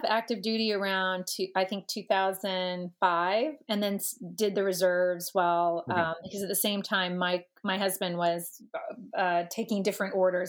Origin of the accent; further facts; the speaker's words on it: Georgia, United States; So as a Georgia fan, Georgia, and went to the University of Georgia on the Hope Scholarship